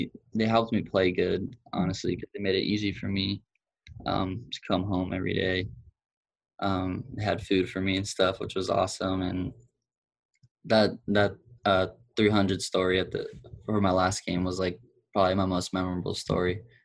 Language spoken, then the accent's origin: English; Tampa, Florida, United States; I'm from Tampa, Florida.